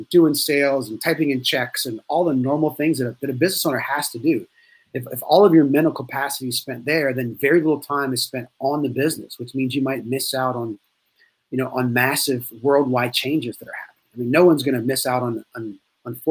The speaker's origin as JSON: {"language": "English", "area": "near Gonzales", "region": "Louisiana", "country": "United States", "tie": "born or raised there", "also_born_or_lived": "Natchitoches, Louisiana / Baton Rouge, Louisiana", "said": "I grew up in Santa Ma, which I like to tell people is a suburb of Gonzales"}